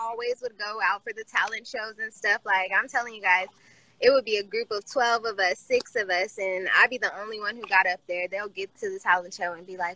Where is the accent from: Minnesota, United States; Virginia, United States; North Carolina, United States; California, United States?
California, United States; Vallejo; also born or lived in Oakland / Sacramento; I'm from Vallejo.